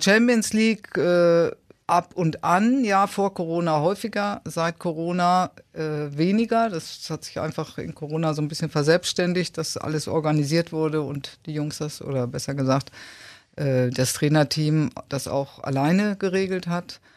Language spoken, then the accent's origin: German; Dortmund, North Rhine-Westphalia, Germany; moved away as an adult; also born or lived in Unna / Munich / Mannheim; now in Kiel, Germany; ich bin geboren in Unna und habe aber dann, äh, dreiunddreißig Jahre in Dortmund gelebt.